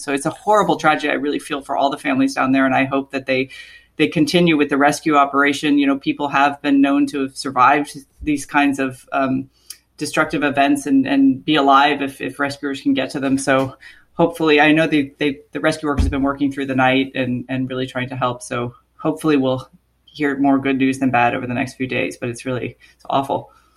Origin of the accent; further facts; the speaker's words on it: Florida, United States; moved away; born and raised in Florida